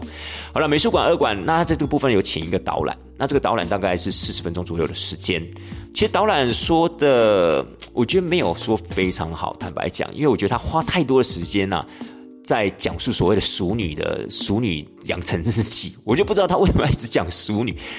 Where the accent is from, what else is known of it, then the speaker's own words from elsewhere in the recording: Tainan, Taiwan; 因为其实我们台南人对这个运河看来看去不就不就是那个样子吗？